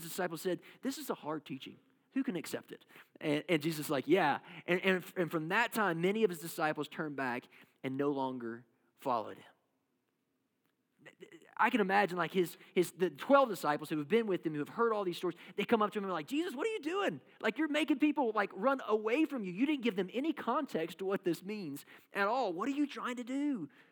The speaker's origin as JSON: {"language": "English", "region": "Kentucky", "country": "United States", "said": "I come from Kentucky, and basketball is life"}